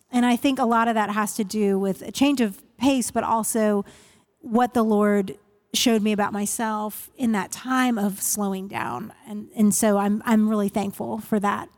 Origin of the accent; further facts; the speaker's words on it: Northern Virginia, United States; moved away as an adult; now in Nashville, United States; I grew up in the Northern Virginia area right outside of Washington, D C.